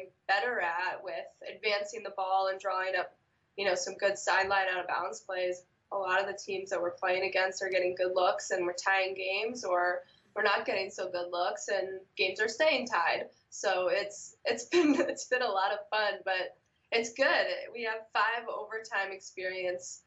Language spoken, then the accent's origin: English; Philadelphia, Pennsylvania, United States; moved away as an adult; also born or lived in Ithaca; I grew up in Philly, and Ron recruited me out of Philly